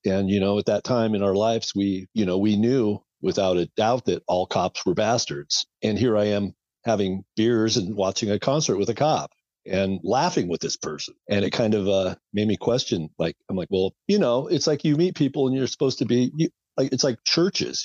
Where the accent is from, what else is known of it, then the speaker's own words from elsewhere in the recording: Portland, Oregon, United States; I've been here all my life